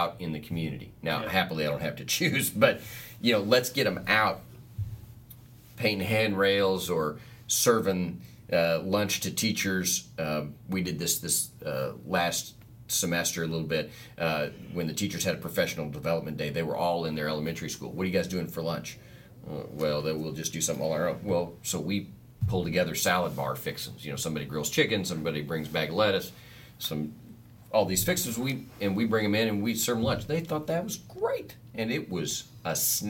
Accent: McGurk, United States; I grew up in a church that was in a town, McGurk.

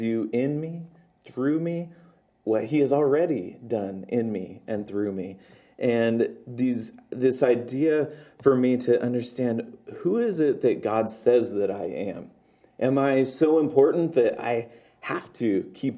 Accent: United States; as an American

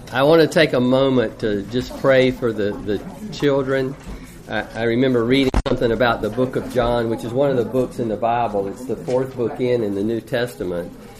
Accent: United States; as an American

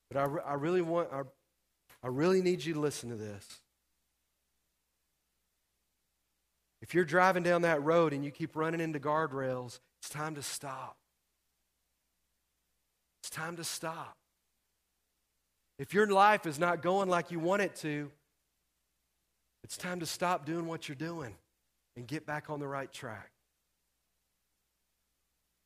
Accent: Texas, United States; I'm from Texas

